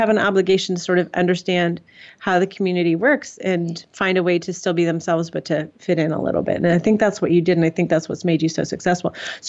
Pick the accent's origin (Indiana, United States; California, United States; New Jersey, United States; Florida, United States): Indiana, United States; also born or lived in West Texas; I met up with a girl who was from Chicago, and I was from Indiana, and we were in West Texas.